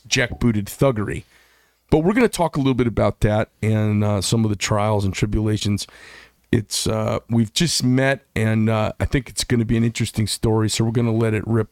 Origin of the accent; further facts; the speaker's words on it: Scottsdale, Arizona, United States; Scottsdale, my hometown